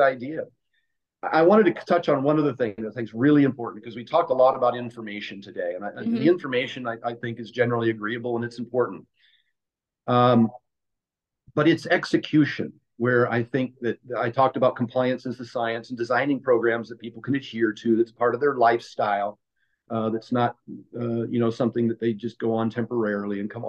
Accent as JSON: {"language": "English", "region": "Oregon", "country": "United States", "tie": "born or raised there", "also_born_or_lived": "Pennsylvania", "said": "I was born and raised in Oregon"}